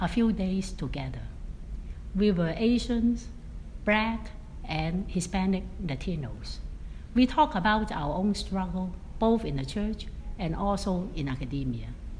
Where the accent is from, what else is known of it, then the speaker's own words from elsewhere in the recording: Hong Kong; now in Atlanta, United States; I was born in Hong Kong, a former British colony, really at the boundary of China